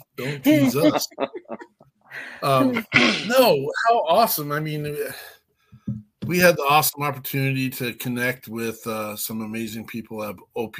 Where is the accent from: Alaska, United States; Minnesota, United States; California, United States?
Minnesota, United States; we're dumb Minnesotans.